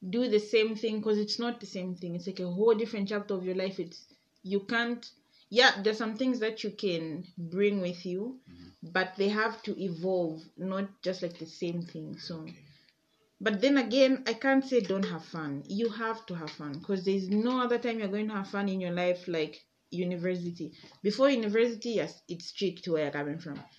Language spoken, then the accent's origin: English; Chalala, Zambia; And I'm from Lusa uh, I'm from Chalala initially.